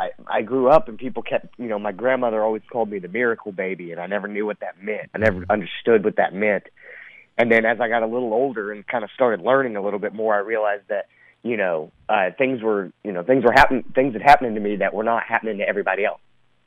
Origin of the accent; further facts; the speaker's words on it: Texas, United States; I was born and raised in Texas